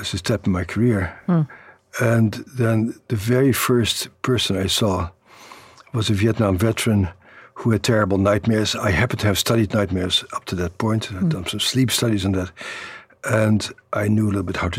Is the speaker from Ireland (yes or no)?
no; Netherlands; born or raised there; moved away